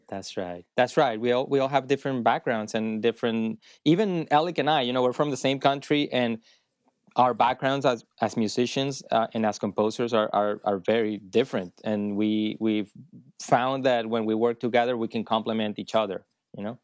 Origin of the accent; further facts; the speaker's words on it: Maracay, Aragua, Venezuela; moved away as an adult; also born or lived in Boston, United States; now in Los Angeles, United States; I'm from Maracay, you know, it's a small city in Venezuela